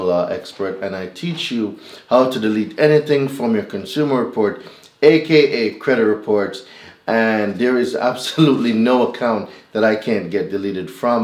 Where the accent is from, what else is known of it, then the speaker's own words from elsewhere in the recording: Jamaica; moved away as an adult; now in United States; I'm not originally from America. I'm Jamaican.